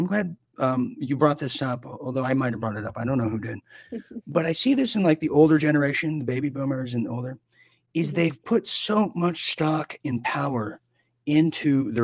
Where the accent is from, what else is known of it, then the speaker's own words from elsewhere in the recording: Orange County, California, United States; I'm from Orange County, California.